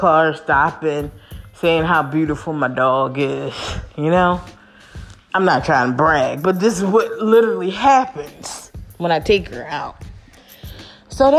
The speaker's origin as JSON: {"language": "English", "town": "Philadelphia", "region": "Pennsylvania", "country": "United States", "moved": "yes", "said": "I might live in a suburban area, but I'm not from the suburbs, y'all. I'm from North Philly"}